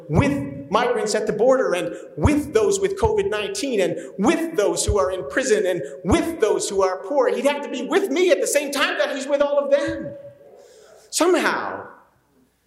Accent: New Jersey, United States; moved away; I'm from New Jersey. There's a lot of pagans up there. I grew up working class

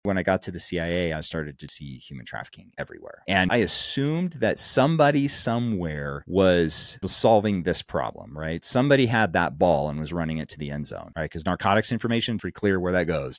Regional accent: Montana, United States; moved away; also born or lived in Kansas / Casper, Wyoming; took me to Montana and I got to grow up in Montana

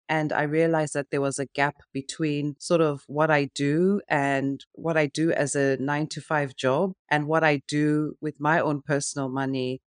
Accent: Zimbabwe; now in United Kingdom; growing up in Africa and in Zimbabwe

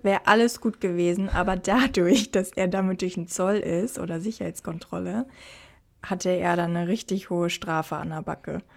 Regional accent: Germany; moved away as an adult; now in Australia; bei uns in Deutschland so gefühlt in meinem Freundeskreis, da, also als ich noch in Deutschland war

